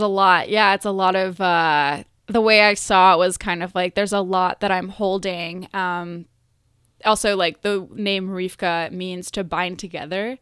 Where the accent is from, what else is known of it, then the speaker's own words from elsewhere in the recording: Buffalo Grove, Illinois, United States; also born or lived in Vernon Hills / Mundelein; I grew up in northwest suburbs.